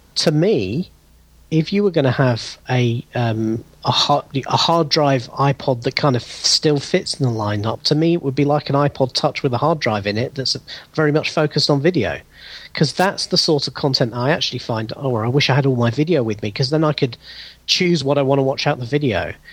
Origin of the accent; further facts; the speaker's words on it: United Kingdom; accent: British; as people you can probably hear from my accent, I'm, I'm British. I'm in the UK